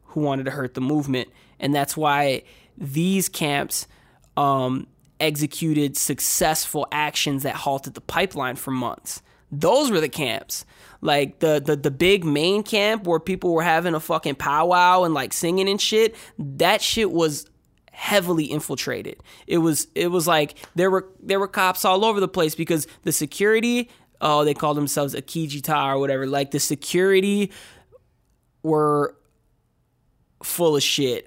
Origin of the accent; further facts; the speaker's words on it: Minneapolis, Minnesota, United States; I grew up, I grew up in Minneapolis on the south side, uh, between, like, the Seward, Longfellow, Phillips neighborhood